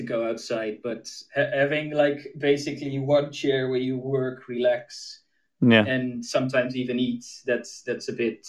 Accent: Amsterdam, North Holland, Netherlands; first language Dutch; English is a second language; Yeah, I am from Amsterdam, yeah. I'm currently, I have my own apartment near my university out of the city, but I've grown up in Amsterdam.

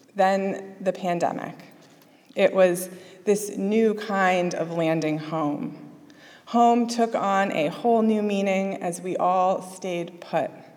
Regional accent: Springfield, Massachusetts, United States; I grew up in Springfield, Massachusetts, before moving to a small rural farming town just south on the Connecticut border

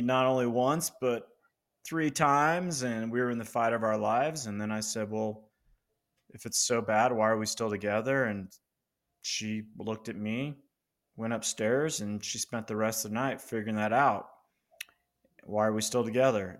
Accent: Loveland, Colorado, United States; I'm in Colorado. I grew up in Loveland, Colorado State, university grad

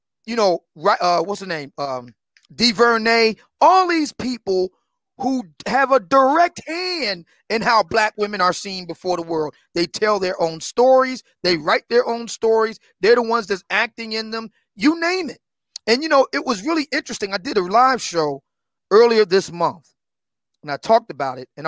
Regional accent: Philadelphia, Pennsylvania, United States; I grew up in Germantown

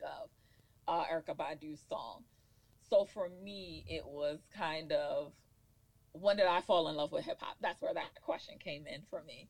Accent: Baltimore, Maryland, United States; also born or lived in New York City; this is home for us. We are in our hometown, and I feel like there are great things here.

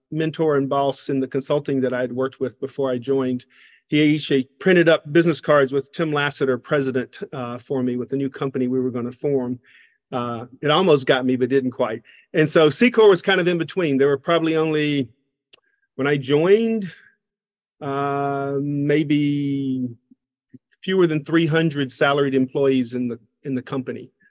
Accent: Covington, Georgia, United States; accent: Southern; So, I am from Covington, Georgia, a small town in um, uh, east of Atlanta, Georgia.

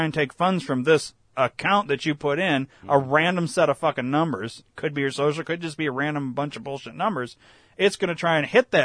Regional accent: Illinois, United States; I was born in Illinois

